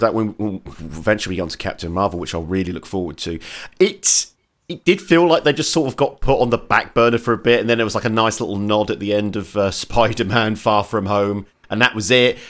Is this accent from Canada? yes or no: no; Portsmouth, South East England, United Kingdom; Portsmouth, which is my hometown